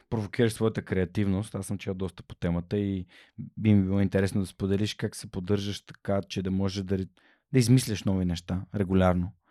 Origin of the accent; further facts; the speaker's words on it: Ruse, Ruse Province, Bulgaria; ние сме от Русе, градски сме си. И Руси ми е любимо място.